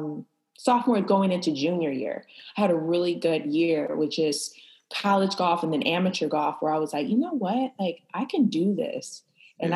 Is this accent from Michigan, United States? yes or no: yes; Flint, Michigan, United States; I am from Flint, Michigan, and I am a professional golfer